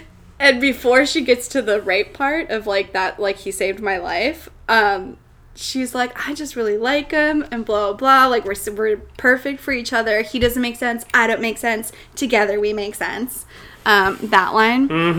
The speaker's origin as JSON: {"language": "English", "region": "Minnesota", "country": "United States", "said": "Sorry, I'm from Minnesota."}